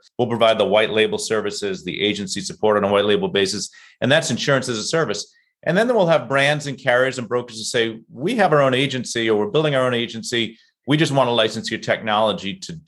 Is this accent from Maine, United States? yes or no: no; Boston, Massachusetts, United States; I'm from Boston